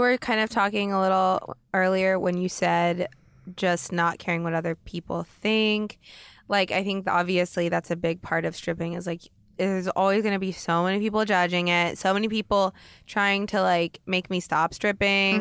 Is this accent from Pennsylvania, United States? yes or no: no; Oregon, United States; moved away as an adult; now in Los Angeles, United States; growing up in Oregon